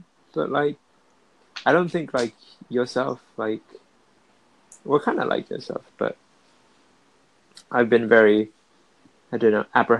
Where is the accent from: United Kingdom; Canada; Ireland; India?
United Kingdom; Cardiff, Wales; I'm from Wales, Cardiff.